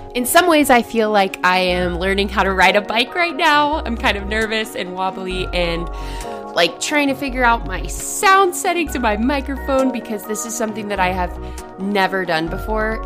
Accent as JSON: {"language": "English", "town": "Pensacola", "region": "Florida", "country": "United States", "tie": "born or raised there", "said": "I was born in Pensacola"}